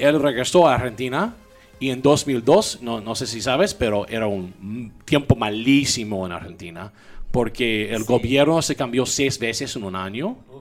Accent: Louisiana, United States; Spanish is a second language; moved away; also born or lived in Córdoba, Veracruz, Mexico; yo soy de Luisiana y aprendí un poco de francés eh, porque es, es, es, mandatorio

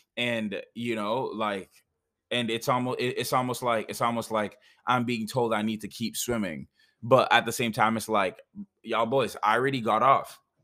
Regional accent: Jamaica; also born or lived in Canada; now in United States; I'm Jamaican.

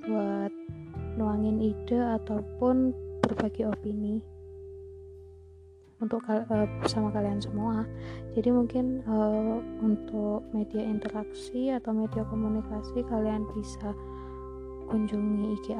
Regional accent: Banyuwangi, East Java, Indonesia; also born or lived in Malang / Jombang; Banyuwangi karena kebetulan orang tua aku tinggal di sana jadi aku uh, eh, SD juga di Banyuwangi tapi aku lahir aslinya di kota Malang untuk SMP aku sekolah di salah satu pondok pesantren di Jombang

